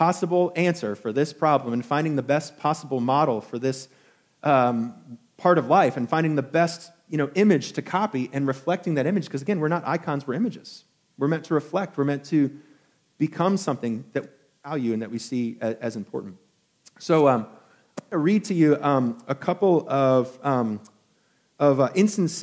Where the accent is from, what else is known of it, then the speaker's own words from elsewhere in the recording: Albany, New York, United States; a young, just half-Asian kid growing up in Albany, New York